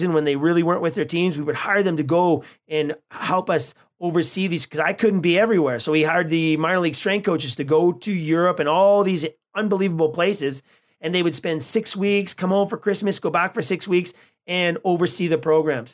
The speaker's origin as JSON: {"language": "English", "country": "Canada", "said": "we are from Canada"}